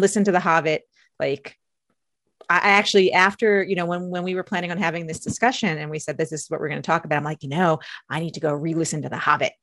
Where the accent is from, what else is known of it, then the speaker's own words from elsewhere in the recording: outside of New York City, United States; I grew up outside of New York City.